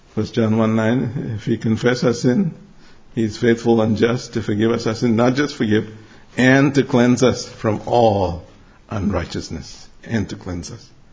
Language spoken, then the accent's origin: English; Mumbai, Maharashtra, India; moved away; I grew up in Bombay. It used to be called Bombay, now it's called Mumbai.